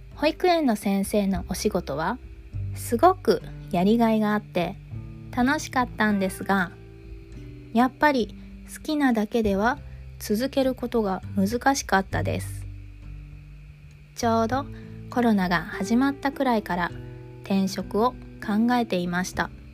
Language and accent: Japanese; Japan; 私は日本で生まれて日本から出たことがないので